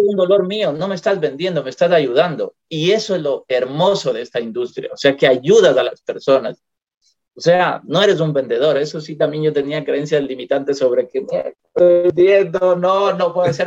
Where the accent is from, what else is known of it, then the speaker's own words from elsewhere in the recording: Ecuador; moved away as an adult; also born or lived in Europe; now in Puerto Quito, Ecuador; en mi país, en Ecuador